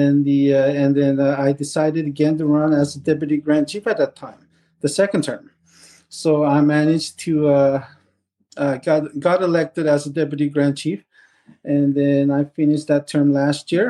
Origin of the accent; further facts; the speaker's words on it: Sheshatshiu, Newfoundland and Labrador, Canada; I'm from Shishishi. Like I said, I was born and raised.